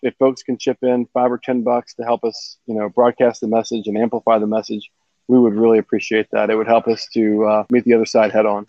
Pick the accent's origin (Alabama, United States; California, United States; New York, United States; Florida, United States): Alabama, United States; Mobile; moved away as an adult; now in Nashville, United States; I grew up down in Mobile, Alabama, and moved here in 2002 to do my medical training at Vandy